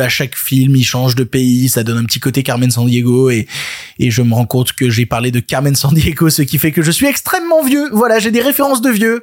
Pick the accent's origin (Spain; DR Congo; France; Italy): France; on est français